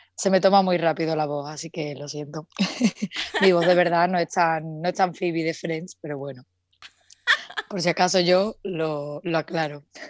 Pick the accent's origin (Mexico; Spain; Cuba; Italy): Spain; Seville, Andalusia; moved away as an adult; now in Madrid, Spain; Vivo en Madrid, aunque soy de Sevilla